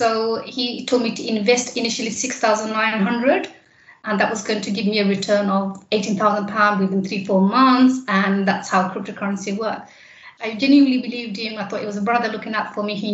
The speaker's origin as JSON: {"language": "English", "region": "London", "country": "United Kingdom", "tie": "born or raised there", "said": "I have grown up in East London in Poplar."}